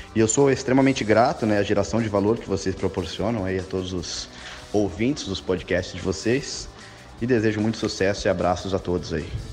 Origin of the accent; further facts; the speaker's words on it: São Paulo, Brazil; now in Boa Vista, Brazil; Eu nasci em São Paulo, porém hoje eu moro no coração da nossa selva amazônica, aqui na cidade de Boa Vista